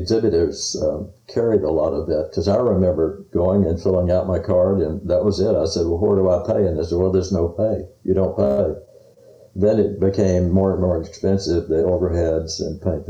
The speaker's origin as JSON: {"language": "English", "region": "Texas", "country": "United States", "said": "I was from Texas"}